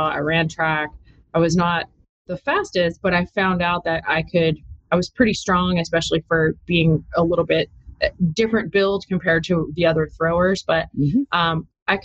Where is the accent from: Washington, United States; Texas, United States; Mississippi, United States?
Texas, United States; Austin; I actually am from here, born and raised in Austin